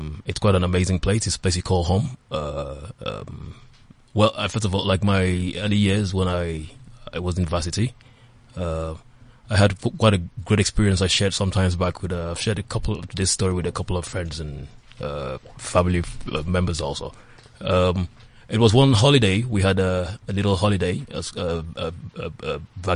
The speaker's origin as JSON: {"language": "English", "town": "Calabar", "region": "Cross River", "country": "Nigeria", "said": "I'm a Nigerian from the southern part of Nigeria, precisely Calabar, from Cross River State"}